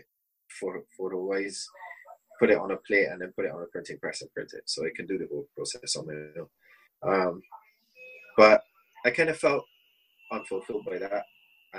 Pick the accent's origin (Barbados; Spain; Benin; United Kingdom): Barbados; Saint John; moved away; also born or lived in Bridgetown, Barbados; I was born in Bristol in Barbados, and grew up in the eastern part of the country, part called St. John